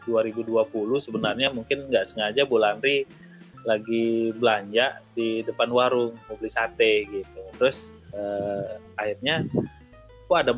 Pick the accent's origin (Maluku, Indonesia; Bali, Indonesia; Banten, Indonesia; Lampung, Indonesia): Bali, Indonesia; Tanah Lot; Saya Putra asli Bali, eh, asli asli dari Tanah Lot.